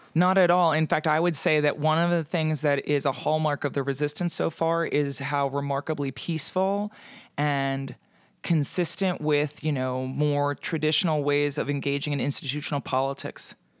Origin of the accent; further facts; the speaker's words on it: Pennsylvania, United States; moved away; I also have to go home to Pennsylvania during the holidays